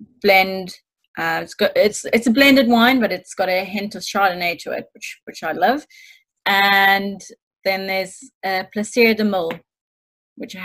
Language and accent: English; Stellenbosch, Western Cape, South Africa; moved away as an adult; now in United Kingdom; Stellenbosch, which is my hometown